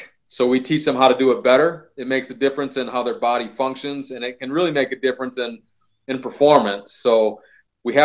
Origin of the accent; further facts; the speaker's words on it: Midwest, United States; I'm from the Midwest. I grew up in a hard working household.